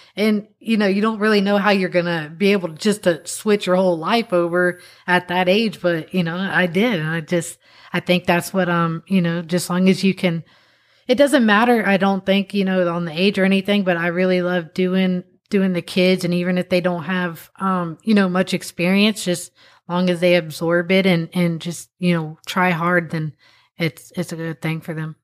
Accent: Florida, United States; we're from Florida

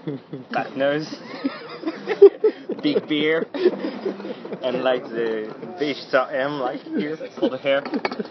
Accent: France; born there; English is a second language; So for me, I was born in France. And I move a lot because my father was military

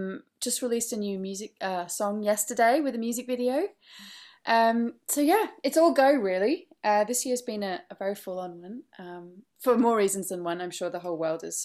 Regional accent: Australia; But anyway, so I grew up in Australia, and actually mainly studied classical music.

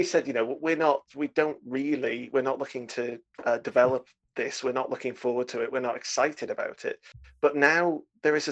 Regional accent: United Kingdom; I'm British

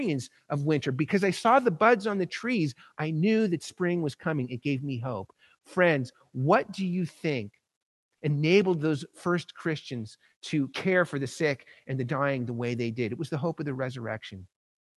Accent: Southern California, United States; moved away; also born or lived in New York; I grew up in Southern California

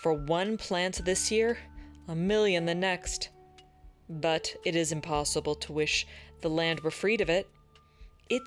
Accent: Northern California, United States; both you and I grew up with in Northern California

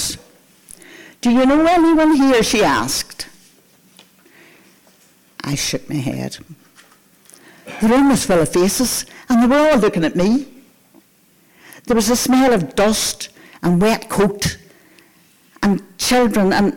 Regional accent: Antrim, Northern Ireland, United Kingdom; now in Portrush, United Kingdom; I live in Portrush, but I'm from Antrim. Antrim is where I spent the first years of my life. And Antrim is where I went to primary school

